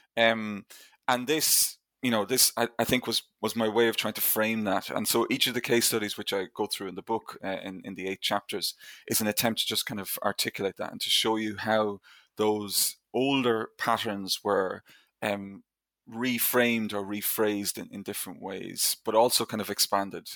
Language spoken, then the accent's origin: English; Ireland; I grew up in Ireland, obviously, in, in the nineteen eighties and nineteen nineties